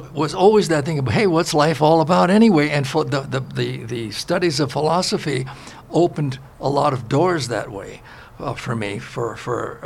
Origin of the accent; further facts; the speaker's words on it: New York City, New York, United States; moved away; also born or lived in Los Angeles; I was born in Brooklyn, New York, 1941